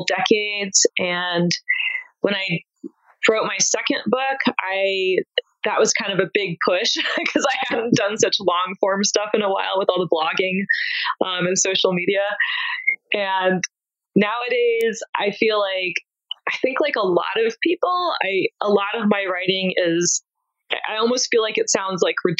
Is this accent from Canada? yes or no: no; East Coast, United States; I grew up in the East Coast